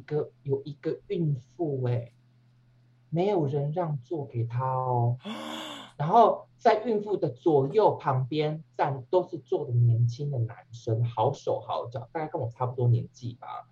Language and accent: Chinese; Taiwan; moved away; 我是台湾的儿女的精神。就要拿出来，老娘也跟你拼了，因为老娘好歹也是快也是四十岁的中